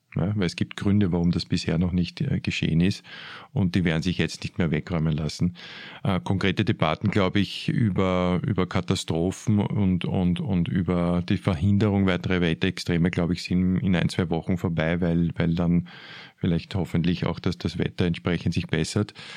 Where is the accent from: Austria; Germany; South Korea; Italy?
Austria; Vienna